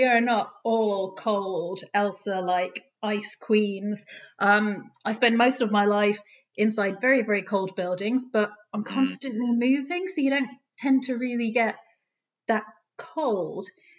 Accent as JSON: {"language": "English", "town": "Doncaster", "region": "Yorkshire and the Humber", "country": "United Kingdom", "said": "Being from the north, I'm from Doncaster. You can't tell because I went to university in the south, and if you talk like this at UCL, nobody takes you serious. So I had to lose the accent."}